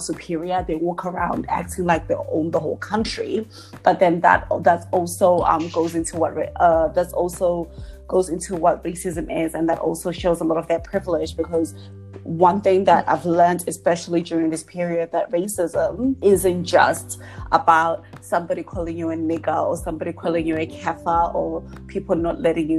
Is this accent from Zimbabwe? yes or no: yes; Zimbabwe; moved away; also born or lived in England; I grew up in Zimbabwe for a time and then moved to England